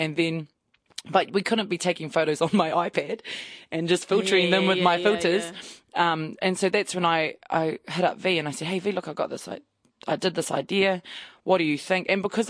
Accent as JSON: {"language": "English", "country": "New Zealand", "said": "we should take photos of us as Māori again like that."}